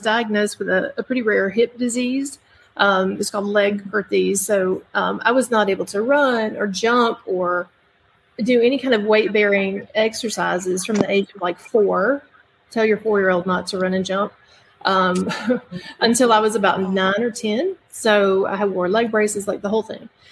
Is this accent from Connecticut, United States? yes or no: no; Birmingham, Alabama, United States; I am from Birmingham, Alabama, uh, born and raised in the in the area